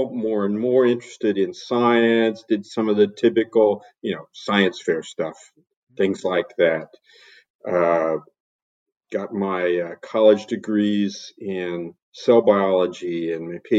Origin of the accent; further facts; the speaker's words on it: Kansas, United States; I'm a farm boy. I was born and raised in Kansas on the farm.